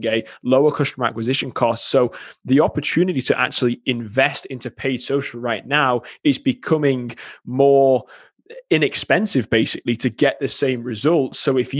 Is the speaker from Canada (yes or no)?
no; England, United Kingdom; now in Wisconsin, United States; It's no, originally from England. However, everybody here thinks I'm Australian. So it's something I've encountered my whole life. And I've lived in Wisconsin now for 10 years.